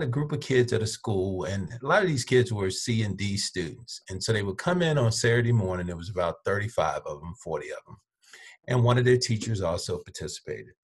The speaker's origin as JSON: {"language": "English", "town": "Birmingham", "region": "Alabama", "country": "United States", "tie": "born or raised there", "said": "I was born in Birmingham, Alabama. I lived in Birmingham, Alabama, till I was probably in middle school"}